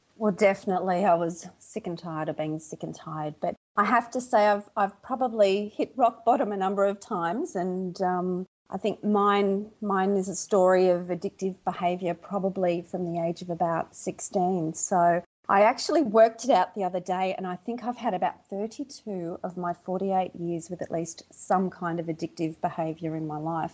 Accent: Melbourne, Victoria, Australia; accent: Aussie; moved away as an adult; now in Sydney, Australia; originally I'm from Melbourne, Victoria, in Australia. So I live in Australia, but now I'm living in Sydney. I've probably been in Sydney for about 22 years now

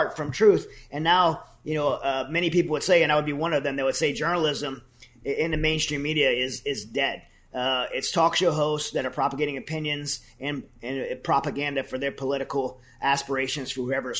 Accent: United States; as an American

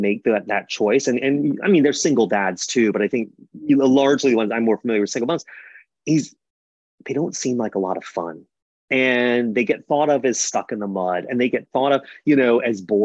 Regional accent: the South, United States; I grew up in the South

